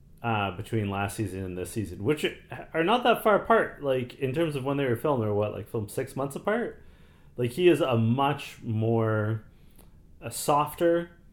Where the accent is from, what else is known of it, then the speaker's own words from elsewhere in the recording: Canada; a song which always gets me hype because I am Canadian and we love hockey, and they always play … at hockey games.